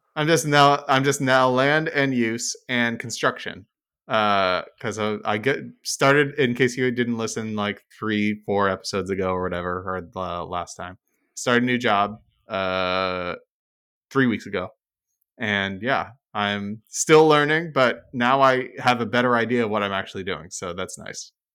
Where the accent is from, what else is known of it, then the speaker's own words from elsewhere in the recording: Oakland, California, United States; now in New Jersey, United States; I used y'all when I grew up in California